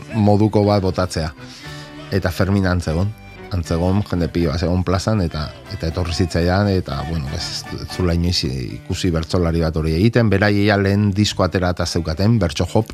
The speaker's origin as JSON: {"language": "Basque", "region": "Basque Country", "country": "Spain", "second_language": "Basque"}